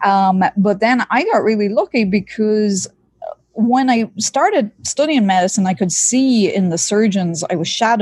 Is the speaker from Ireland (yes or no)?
yes; East Coast, Ireland; now in Miami, United States; I was born and raised in Ireland, in rural Ireland. I grew up near the seaside on the East Coast